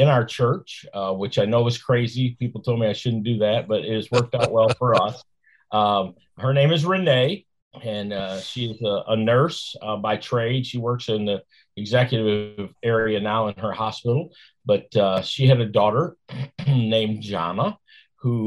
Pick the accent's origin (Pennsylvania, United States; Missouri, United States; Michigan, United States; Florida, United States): Michigan, United States; Flint; I grew up in Flint, Michigan